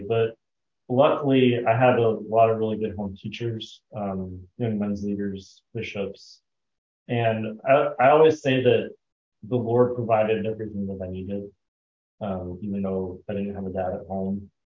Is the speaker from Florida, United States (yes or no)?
no; Arizona, United States; also born or lived in Idaho / Park City, Utah / Arkansas; So I grew up most of my childhood in Arizona. I was born in Idaho, and then my parents separated when I was about 2 years old. We moved to Park City and lived with my grandparents for a couple of years, and then came on down here to Arizona.